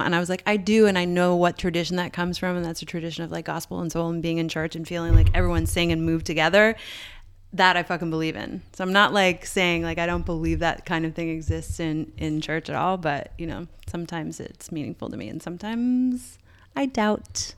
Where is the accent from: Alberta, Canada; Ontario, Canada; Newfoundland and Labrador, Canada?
Newfoundland and Labrador, Canada; growing up in Newfoundland